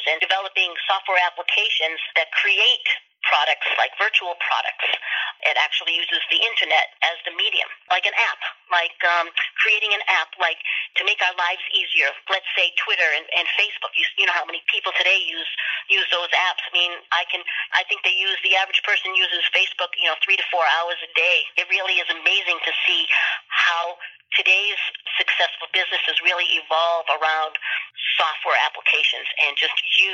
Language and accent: English; East Coast, United States; also born or lived in Sharon, Massachusetts; I come from the East Coast, and I reside in Sharon, Massachusetts